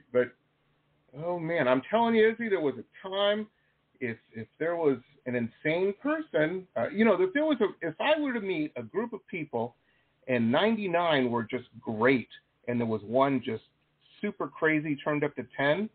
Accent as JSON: {"language": "English", "town": "Detroit", "region": "Michigan", "country": "United States", "tie": "born or raised there", "also_born_or_lived": "Las Vegas", "moved": "yes", "said": "I grew up in Detroit"}